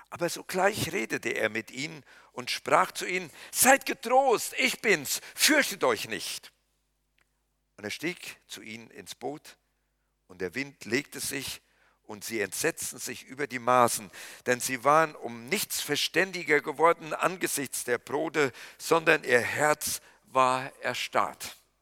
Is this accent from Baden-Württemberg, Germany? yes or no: no; Kreuztal, North Rhine-Westphalia, Germany; moved away; in meiner Heimat weiß ich, das ist von Littfeld bis nach Eichen